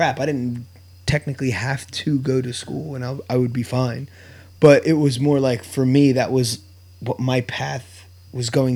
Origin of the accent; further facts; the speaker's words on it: Bristol, Pennsylvania, United States; also born or lived in Philadelphia; we grew up in Bristol Borough, went to Bristol High. It's like a small town, small school